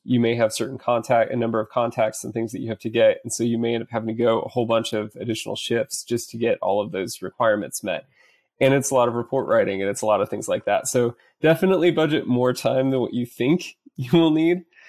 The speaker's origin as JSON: {"language": "English", "region": "central Iowa", "country": "United States", "moved": "as an adult", "lives_now": "Dallas, United States", "said": "I currently live in Dallas, Texas, originally from central Iowa"}